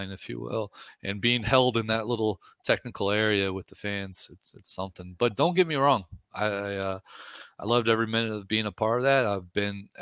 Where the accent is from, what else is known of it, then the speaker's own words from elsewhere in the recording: New Orleans, Louisiana, United States; now in Texas, United States; I'm from New Orleans